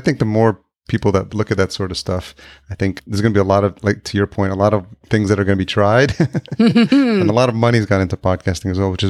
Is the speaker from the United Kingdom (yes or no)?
no; Yonkers, New York, United States; I grew up in Yonkers.